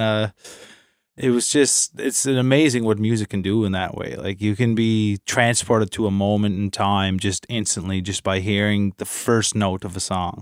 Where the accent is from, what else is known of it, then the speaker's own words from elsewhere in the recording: Inverness, Nova Scotia, Canada; moved away; in my hometown in Inverness at the, the Arts Center